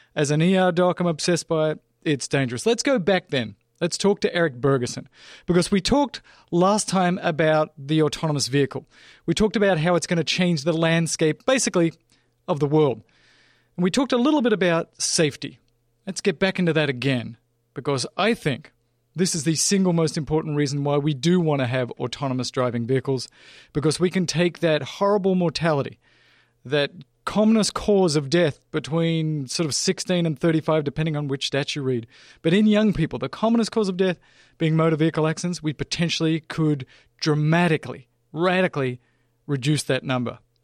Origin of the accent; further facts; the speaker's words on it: Australia; moved away; I grew up driving in Australia on the farm, twelve-year-old